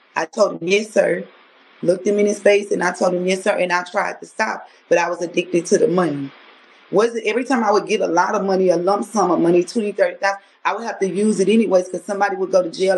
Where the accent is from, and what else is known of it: Louisiana, United States; moved away as an adult; now in Texas, United States